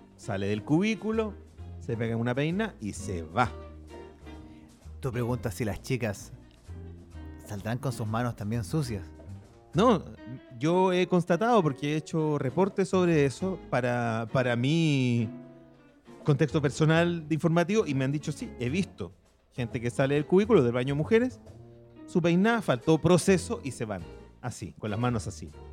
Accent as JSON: {"language": "Spanish", "town": "Santiago", "region": "Santiago Metropolitan Region", "country": "Chile", "tie": "born or raised there", "said": "yo crecí, pasé mi infancia, adolescencia en Santa Laura"}